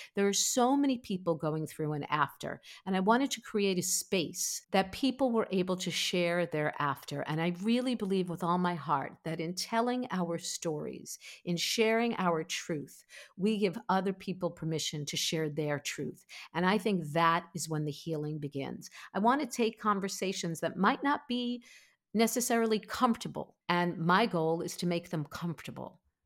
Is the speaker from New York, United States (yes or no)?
yes; Five Towns, Long Island, New York, United States; I grew up in the Five Towns. which everyone's like, what are the five towns? But it's on the south shore of Long Island, not far from Queens.